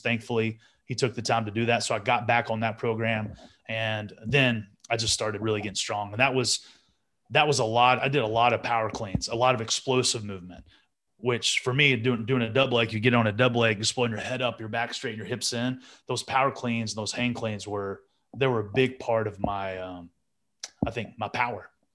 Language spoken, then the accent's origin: English; Amarillo, Texas, United States; as a born and raised Texan